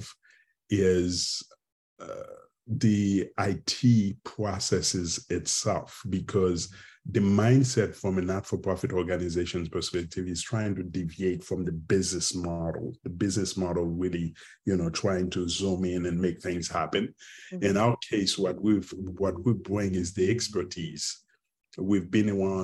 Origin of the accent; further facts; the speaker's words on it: Haiti; moved away as an adult; also born or lived in Mexico / Pittsburgh, Pennsylvania / Cambridge, Massachusetts; now in McKinney, United States; I'm from Haiti originally, and been out of Haiti for the past, 30 plus years.